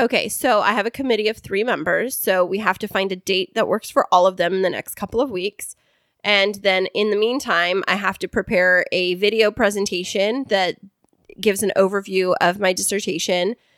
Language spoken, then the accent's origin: English; Central Valley, California, United States; I grew up in the Central Valley